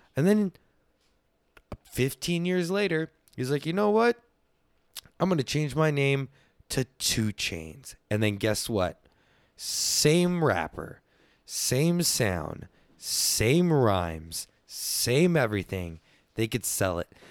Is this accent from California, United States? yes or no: no; Texas, United States; I'm from Texas